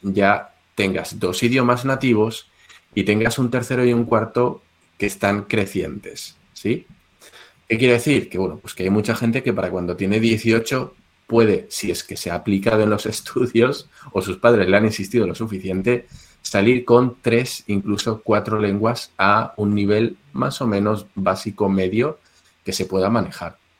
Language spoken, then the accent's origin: Spanish; Spain; los españoles que somos muy parecidos a los chinos en esto